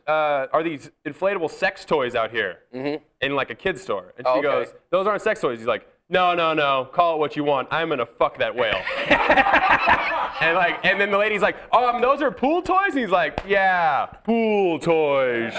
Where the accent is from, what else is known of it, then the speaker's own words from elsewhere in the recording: Washington, United States; I played quarterback in high school, but I played at a hippie high school in Washington